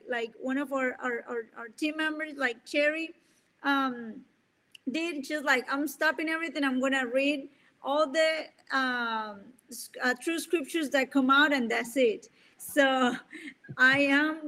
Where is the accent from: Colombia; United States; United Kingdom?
Colombia; first language Spanish; English is a second language; moved away; I'm from Colombia. My main language is Spanish, and my second language is English.